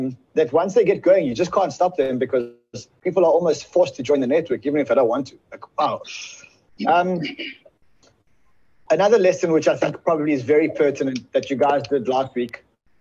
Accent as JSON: {"language": "English", "country": "South Africa", "said": "I'm from South Africa"}